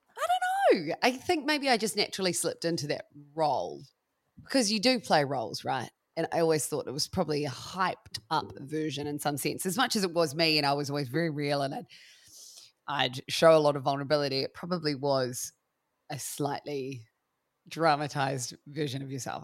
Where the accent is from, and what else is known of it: Christchurch, Canterbury, New Zealand; also born or lived in Melbourne, Australia; now in Wairarapa, New Zealand